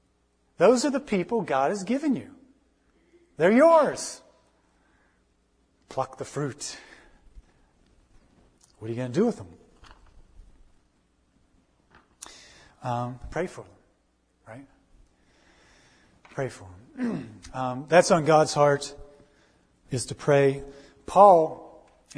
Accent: United States; I'm an American

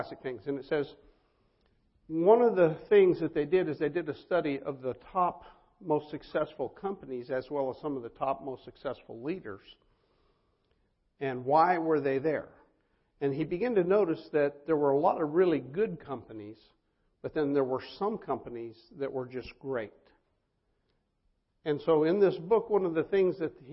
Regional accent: Colorado, United States; I'm from Colorado

